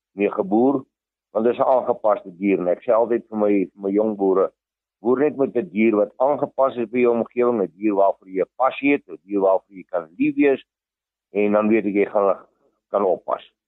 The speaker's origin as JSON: {"language": "Afrikaans", "area": "Vanshoek", "region": "North West", "country": "South Africa", "tie": "born or raised there", "said": "Ek het groot geword op die Vanshoek waar my boerdery ook nog steeds is."}